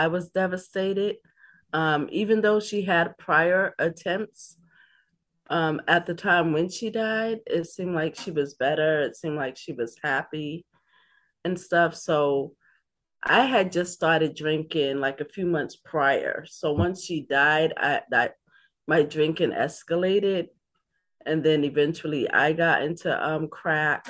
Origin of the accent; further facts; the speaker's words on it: Boston, Massachusetts, United States; also born or lived in Dorchester, Boston; I grew up in Roxbury. I am a Roxburyan, also grew up in Dorchester